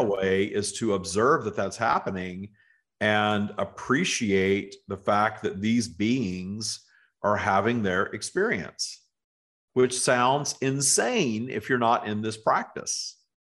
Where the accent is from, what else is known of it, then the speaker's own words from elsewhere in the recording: the South, United States; moved away; growing up in the South in the United States